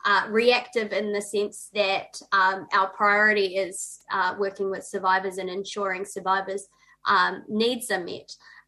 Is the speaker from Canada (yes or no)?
no; New Zealand; now in Melbourne, Australia; Kia ora, I'm …, I'm also a Kiwi, but I'm zooming in from unceded Wurundjeri land